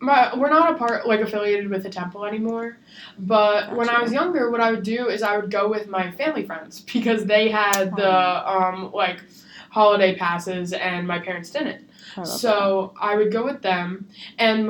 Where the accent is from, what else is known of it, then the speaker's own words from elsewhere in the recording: New Jersey, United States; moved away as an adult; I come from New Jersey